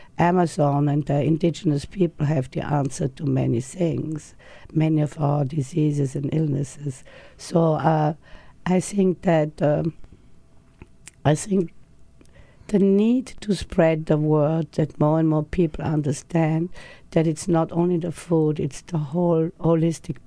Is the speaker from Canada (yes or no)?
no; Austria; now in United States; I came from Austria, where I think people are pretty healthy, outdoor exercise and fresh food.